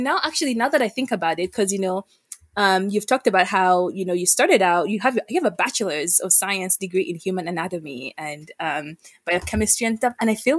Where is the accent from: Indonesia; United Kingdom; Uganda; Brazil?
Uganda; Eunice and I, you know, are from Uganda, and we've shared that before.